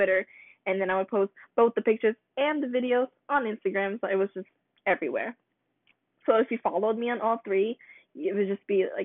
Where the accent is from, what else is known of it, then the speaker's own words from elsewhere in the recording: Philippines; now in United States; I'm Filipino. I was born in the Philippines and I moved to America with my family about 9 years ago.